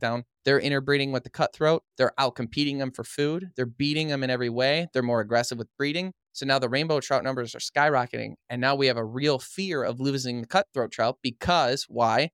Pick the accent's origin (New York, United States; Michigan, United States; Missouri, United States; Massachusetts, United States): Michigan, United States; Madison Heights; also born or lived in Fenton, Michigan; I grew up in a town called Madison Heights, Michigan